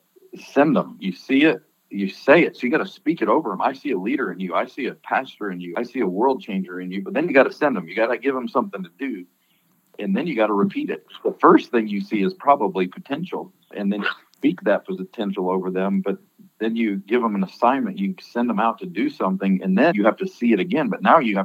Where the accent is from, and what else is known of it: Colorado Springs, Colorado, United States; born or raised there; now in Birmingham, United States